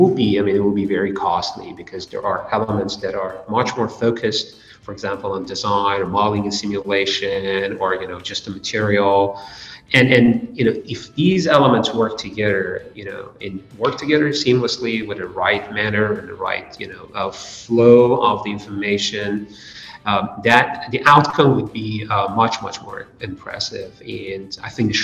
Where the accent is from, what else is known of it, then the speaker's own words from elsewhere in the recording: Iran; moved away as an adult; also born or lived in Toledo, Ohio; now in United States; I was grew up in Iran, and I did my bachelor and master degree at the University of Tehran in Iran